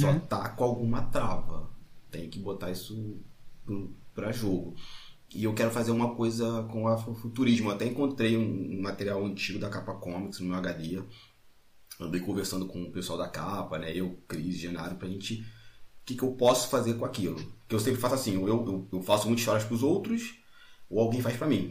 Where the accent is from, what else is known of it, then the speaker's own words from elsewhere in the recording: Magé, Rio de Janeiro, Brazil; minha cidade tem 275 mil habitantes. Magé, Rio de Janeiro